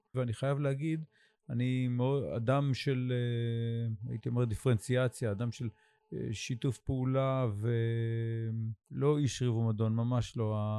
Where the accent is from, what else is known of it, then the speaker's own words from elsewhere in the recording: Sde Boker, Southern District, Israel; moved away as an adult; now in Idan, Israel; הנוף הזה שבו אני גדלתי, כי אני בן שדה בוקר, גם גדלתי במדרשת שדה בוקר, ומרבית חיי הבוגרים אני גר פה במושב עידן